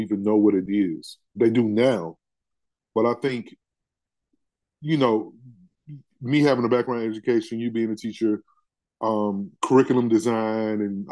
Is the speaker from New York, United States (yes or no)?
no; Tennessee, United States; I'm from Tennessee